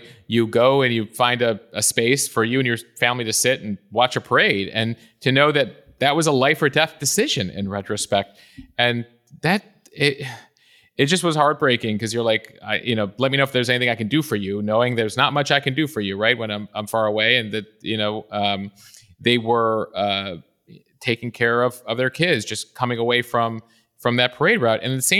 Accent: Chicago, Illinois, United States; I grew up on the North Shore of Chicago. My grandparents lived in Highland Park. My parents' business was in Highland Park.

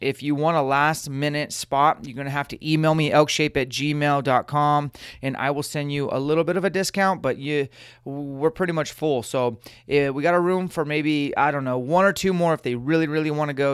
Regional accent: Spokane, Washington, United States; do one in my hometown again

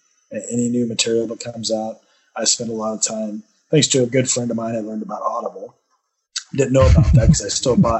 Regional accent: United States; I'm an American

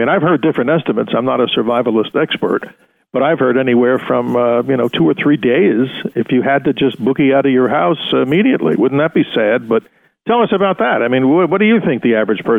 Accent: New York, United States; as a New Yorker

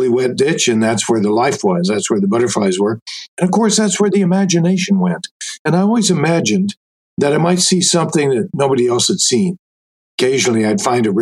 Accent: Aurora, Colorado, United States; as a boy in growing up in Colorado

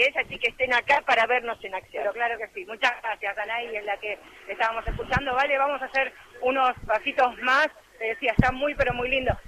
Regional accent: Argentina; Somos de acá, de Capital y de la provincia de Buenos Aires, Ramos Mejía, Olivos, San Martín.

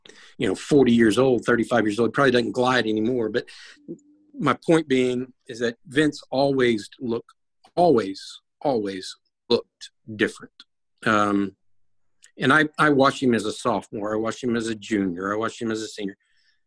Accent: Houston, Texas, United States; I grew up in Houston

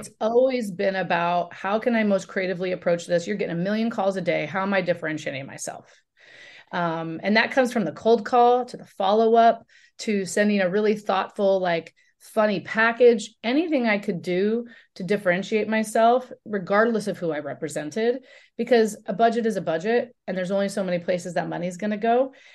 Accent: Oregon, United States; I grew up in Oregon

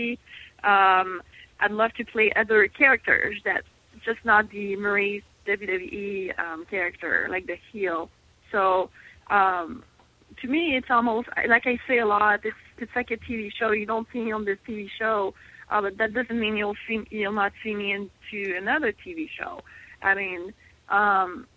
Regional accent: Montreal, Quebec, Canada; English is a second language; moved away; I'm from Montreal

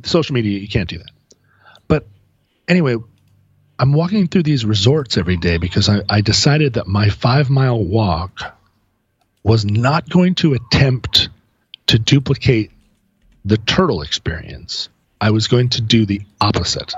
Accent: Alaska, United States; now in Seattle, United States; we're from Alaska

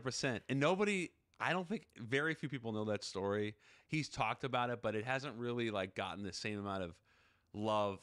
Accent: Seattle, Washington, United States; I'm from Seattle

